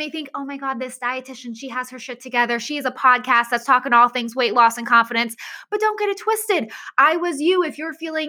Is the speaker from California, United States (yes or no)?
no; Massachusetts, United States; moved away as an adult; also born or lived in Florida; I moved from Massachusetts to Florida.